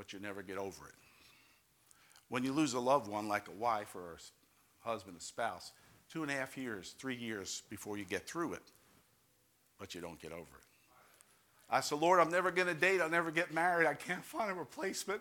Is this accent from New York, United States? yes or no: yes; New York, United States; now in Ohio, United States; I'm from New York. I'm Italian